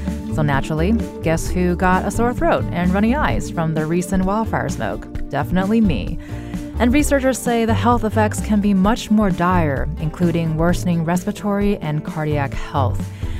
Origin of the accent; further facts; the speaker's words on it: Los Angeles, California, United States; now in Connecticut, United States; Well, and I like that you mentioned the West because I'm originally from California. And speaking of smoke and smog, being from LA too, it's something that I'm used to.